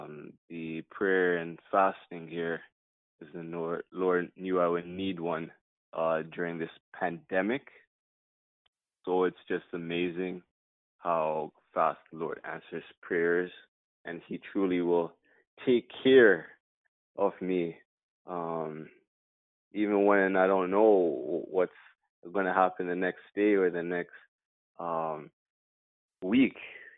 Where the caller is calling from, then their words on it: Toronto, Ontario, Canada; I'm calling from Toronto, Canada